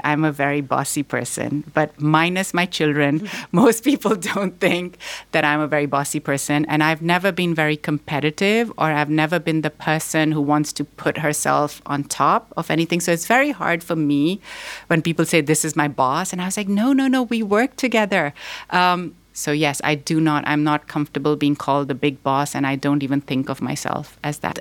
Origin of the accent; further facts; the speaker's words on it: Pakistan; also born or lived in Boston; now in United States; I was born here in Boston, but I grew up in Pakistan